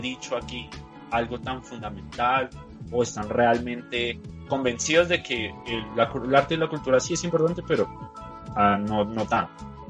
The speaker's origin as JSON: {"language": "Spanish", "country": "Colombia", "said": "mi país"}